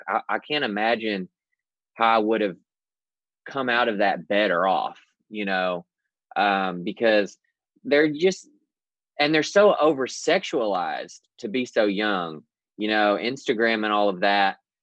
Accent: the South, United States; born or raised there

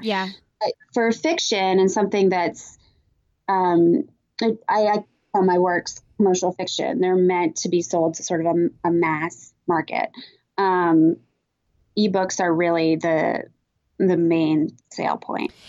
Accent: Vermont, United States; moved away; growing up in Vermont

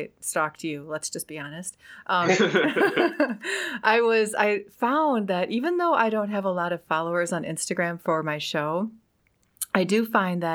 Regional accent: Wisconsin, United States; I'm from Wisconsin and it's super cold up there

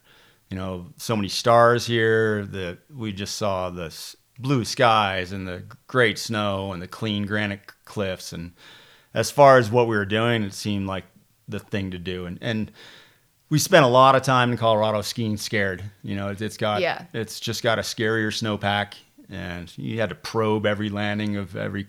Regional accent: Ontario, Canada; I would go back to the rafting company that I grew up working at in Ontario, along the Ottawa River, a place called Wilderness Tours.

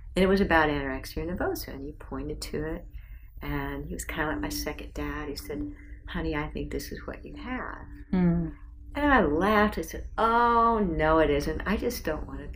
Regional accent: South Bend, Indiana, United States; I grew up in South Bend, Indiana

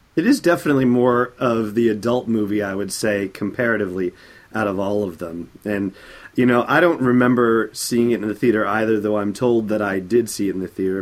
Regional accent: Southern California, United States; I grew up in Southern California

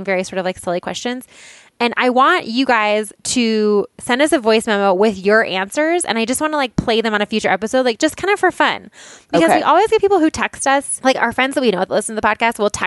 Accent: Boulder, Colorado, United States; I'm from Boulder, Colorado

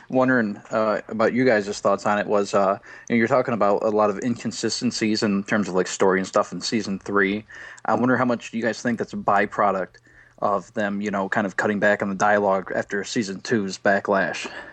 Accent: Brighton, Michigan, United States; I'm from Brighton, Michigan.

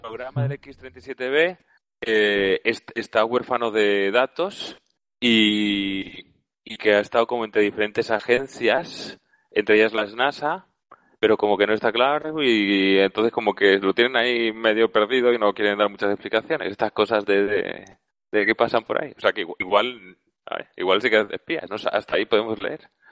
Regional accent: Valencia, Valencian Community, Spain; soy de Valencia

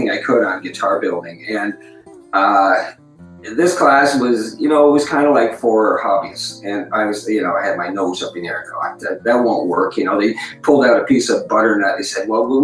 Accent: Windsor, Ontario, Canada; I was born in Windsor, Ontario

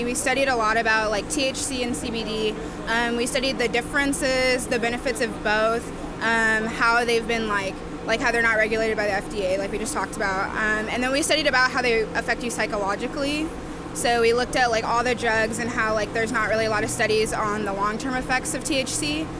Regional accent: Sugar Land, Texas, United States; We're from Sugar Land.

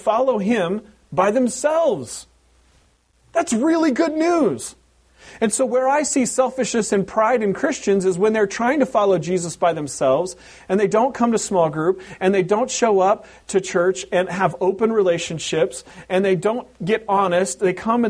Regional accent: Pacific Northwest, United States; moved away; growing up in the Pacific Northwest in an Anglo culture

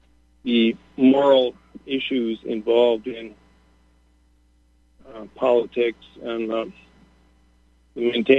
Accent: Canada; also born or lived in United States; And, of course, I grew up in Canada and the United States, and I was taught we were free.

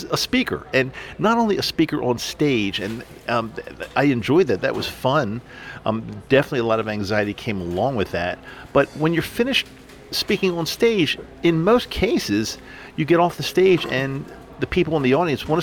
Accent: East Coast, United States; moved away as an adult; now in Salt Lake City, United States; I grew up on the East Coast, lived on the East Coast my entire life

